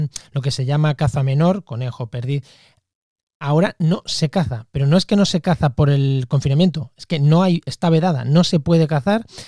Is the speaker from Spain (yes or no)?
yes; Munera, Castilla-La Mancha, Spain; yo soy de un pueblo de Castilla-La Mancha, de Albacete, se llama Munera